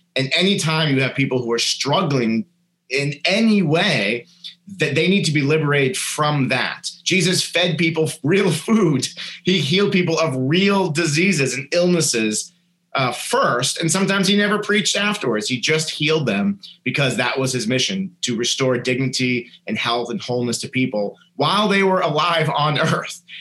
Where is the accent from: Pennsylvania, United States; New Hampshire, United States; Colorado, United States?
New Hampshire, United States; a kid growing up in New Hampshire